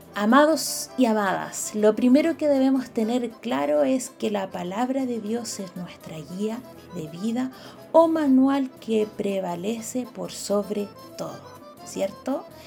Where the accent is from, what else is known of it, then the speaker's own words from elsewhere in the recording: Chile; como buenos patriotas chilenos